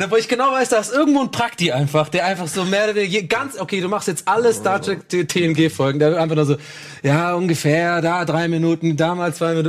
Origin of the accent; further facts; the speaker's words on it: Germany; als Deutsche